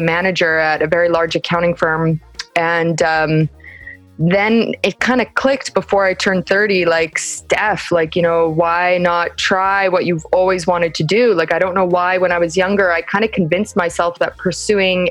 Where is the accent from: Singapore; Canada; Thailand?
Canada; moved away as an adult; also born or lived in San Francisco, United States; now in Paris, France; I am based here in Paris, France, although I am originally from Canada.